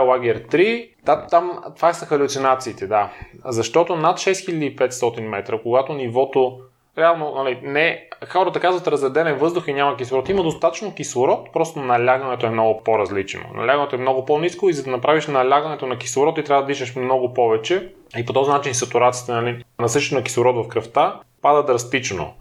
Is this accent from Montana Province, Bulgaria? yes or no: yes; Lom, Montana Province, Bulgaria; moved away as an adult; now in Sofia, Bulgaria; Аз живеех до 19 ти годишнина. Роден съм в София, но след това а, моите родители отново се преместят в Лом. Основното и средното ми образование беше в Лом.